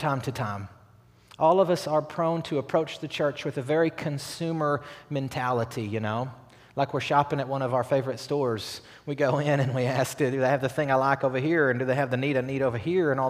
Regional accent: Batesville, Arkansas, United States; I'm from Batesville, Arkansas

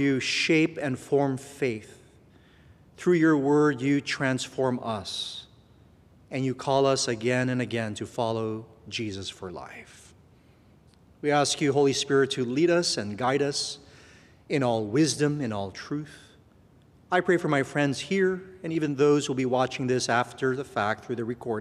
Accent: Guam; moved away; I was born in Guam, and my parents had me when they were teenagers

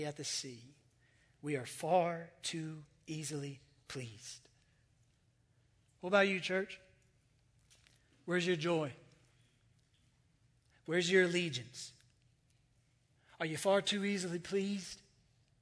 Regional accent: United States; I'm American

